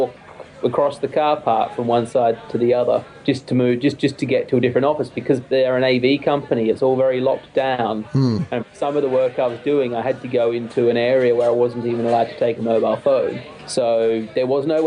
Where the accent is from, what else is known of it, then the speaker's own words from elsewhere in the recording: Australia; moved away as an adult; now in United Kingdom; As an Australian coming here for the first time